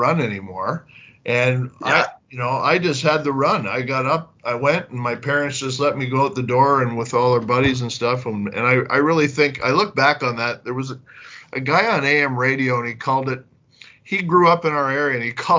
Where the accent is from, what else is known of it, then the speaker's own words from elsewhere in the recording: Toronto, Ontario, Canada; I was born and raised in Toronto, born in the Leaside area, and then within a couple of years moved up to Leslie and Shepherd